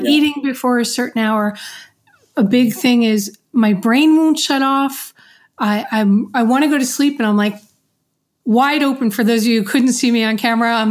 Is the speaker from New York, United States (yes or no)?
yes; New York, United States; now in Florida, United States; growing up in New York, it's there's stairs everywhere